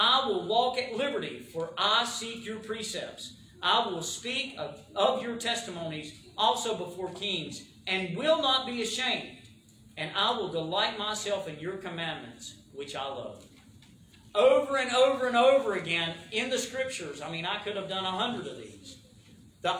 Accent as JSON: {"language": "English", "region": "the South", "country": "United States", "accent": "southern", "said": "My southern accent"}